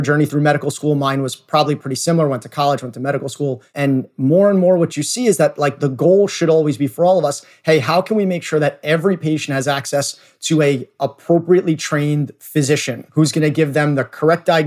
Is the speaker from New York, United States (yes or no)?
yes; New York City, New York, United States; I grew up in New York City in a relatively normal family